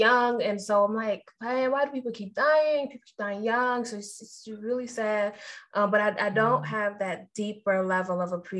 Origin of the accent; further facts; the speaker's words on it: Trinidad & Tobago; I'm Trinidadian.